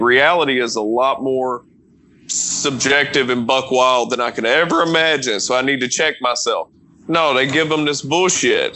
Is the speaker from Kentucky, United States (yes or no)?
yes; Kentucky, United States; I'm from Kentucky